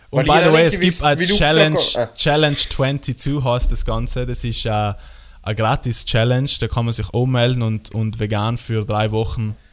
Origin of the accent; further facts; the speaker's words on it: Trentino-Alto Adige, Italy; bei uns in Südtirol